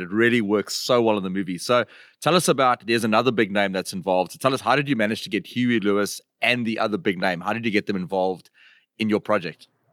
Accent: South Africa; as South Africans, you know, duck hunting is not something that is that big in in our country

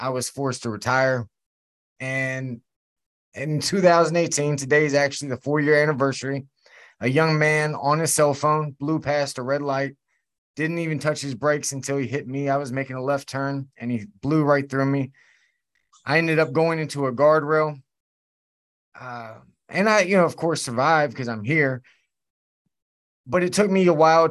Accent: Virginia, United States; I'm from Virginia and my mom was addicted to drugs far before she ever gave birth to me

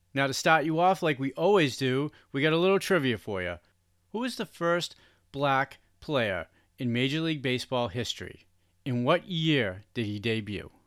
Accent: Boston, Massachusetts, United States; growing up in Boston

